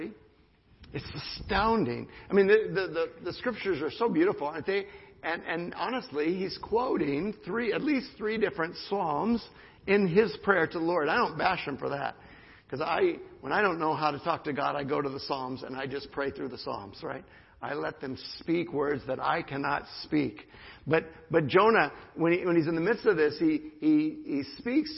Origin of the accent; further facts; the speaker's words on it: United States; as an American